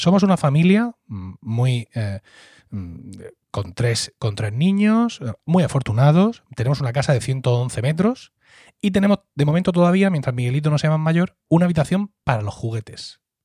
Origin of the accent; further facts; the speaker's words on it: Blanca, Region of Murcia, Spain; yo, que soy del, del Valle de Ricote